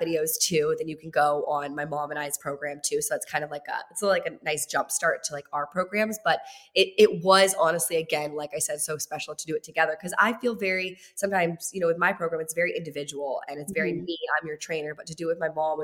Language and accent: English; Virginia, United States; moved away as an adult; also born or lived in Los Angeles; I'm in Los Angeles. I'm from Virginia